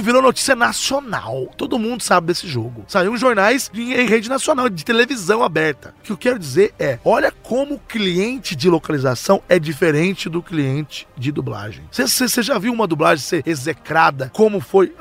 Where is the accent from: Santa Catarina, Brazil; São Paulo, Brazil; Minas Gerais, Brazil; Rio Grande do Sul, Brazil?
Minas Gerais, Brazil; Eu sou de Minas Gerais